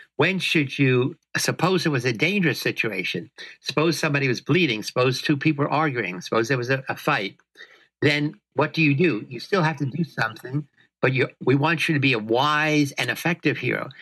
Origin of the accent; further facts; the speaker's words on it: New York City, New York, United States; moved away; I come from the South Bronx. I come from a place where there were evil men trying to corrupt little kids like me all the time